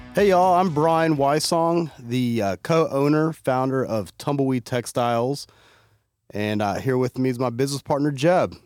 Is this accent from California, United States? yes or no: no; Fort Worth, Texas, United States; I'm from Fort Worth